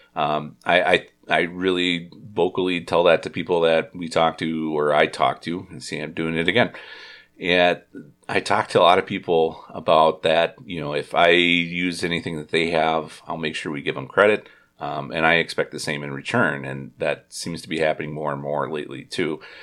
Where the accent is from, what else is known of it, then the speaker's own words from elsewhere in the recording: Indiana, United States; now in Wisconsin, United States; I was from Indiana